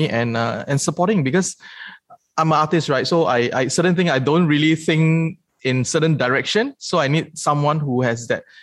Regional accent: Singapore; I'm from Singapore. So I'm a true-blown Singaporean.

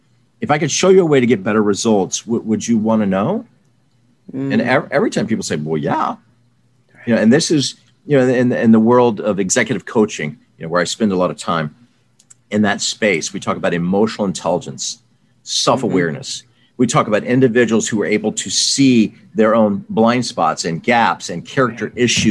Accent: the South, United States; I grew up in the South

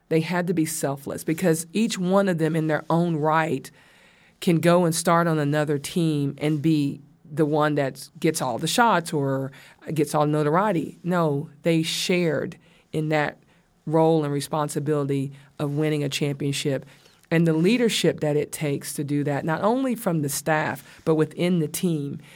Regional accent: the South, United States; I'm from the South

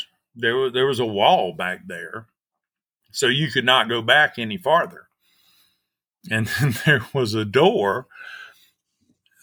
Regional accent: Georgia, United States; moved away as an adult; also born or lived in Trinidad, Colorado; I grew up in Georgia

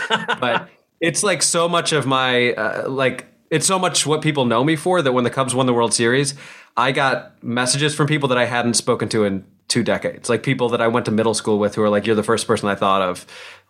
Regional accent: New Jersey, United States; moved away as an adult; also born or lived in Illinois / Chicago; now in New York, United States; So we moved from Illinois to New Jersey when I was in fifth grade. So like the majority of my childhood was spent in New Jersey. I went to middle school, high school, college in New Jersey, and then after that kind of migrated up to New York.

